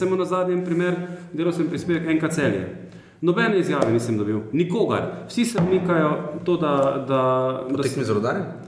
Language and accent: Slovenian; Maribor, Drava, Slovenia; jaz sem iz Maribora, tukaj sem odraščal